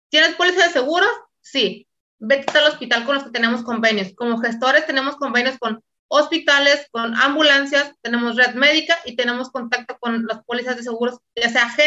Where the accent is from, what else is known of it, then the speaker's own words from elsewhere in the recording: Mexico City, Mexico; soy de México, de la Ciudad de México.